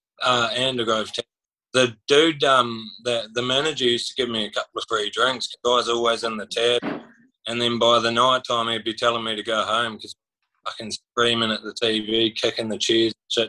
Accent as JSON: {"language": "English", "country": "New Zealand", "moved": "yes", "lives_now": "Mackay, Australia", "said": "Mackay, North Queensland, but I moved over from New Zealand like about 8 years ago with pretty much my whole family moved over."}